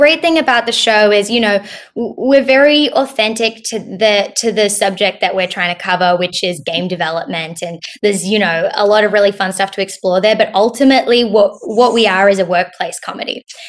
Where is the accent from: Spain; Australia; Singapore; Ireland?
Australia; also born or lived in United States; I'll answer the second question first, which is that I'm Australian.